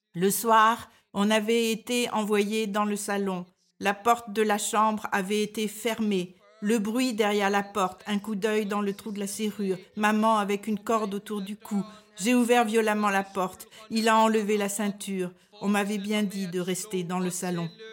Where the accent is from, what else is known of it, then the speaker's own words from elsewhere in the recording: France; moved away as an adult; now in Denmark; je suis française et je vis au Danemark depuis plus de 40 ans.